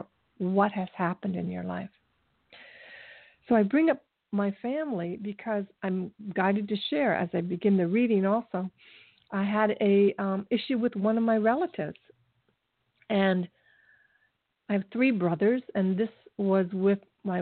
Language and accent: English; Ohio, United States; moved away as an adult; I moved away from Ohio just to get away from them